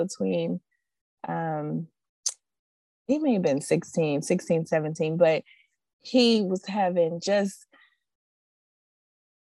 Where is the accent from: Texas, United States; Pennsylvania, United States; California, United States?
Pennsylvania, United States; Pittsburgh; moved away as an adult; now in Georgia, United States; me and my husband, we're from Pittsburgh, Pennsylvania